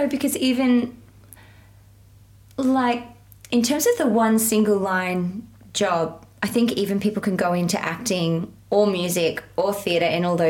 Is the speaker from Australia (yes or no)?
yes; South Australia, Australia; I am Australian in quotation marks. I've got settler colonial heritage here on this country, which is Kaurna Yerta, the ancestral land of the Kaurna people.